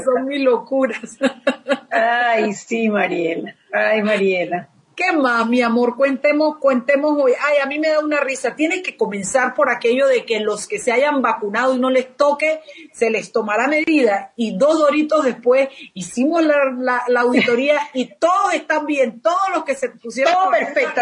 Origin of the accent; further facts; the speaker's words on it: Panama; los panameños